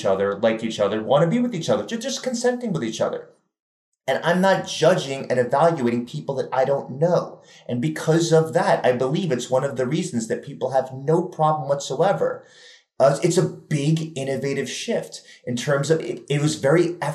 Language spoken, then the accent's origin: English; New York City, New York, United States; I'm from New York City